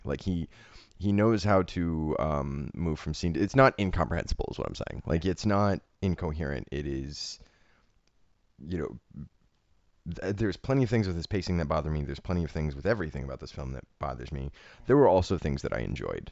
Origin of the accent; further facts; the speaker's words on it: Ohio, United States; also born or lived in Harlem, New York; now in New York, United States; a writer from Ohio who now lives in Harlem